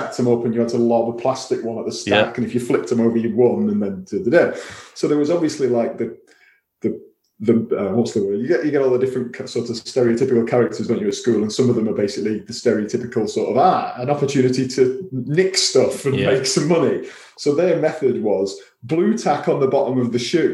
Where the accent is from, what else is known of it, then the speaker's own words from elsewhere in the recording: Wigan, North West England, United Kingdom; So I am from Wigan, as you can probably tell from my voice, or that kind of part of the world.